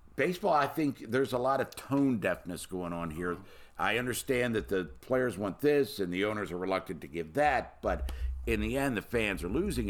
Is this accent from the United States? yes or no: yes; Baltimore, Maryland, United States; born and raised in Baltimore, Maryland.